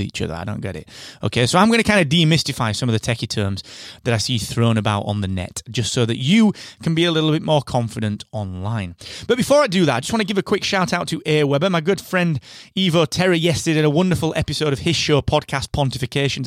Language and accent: English; United Kingdom; I'm that British podcast guy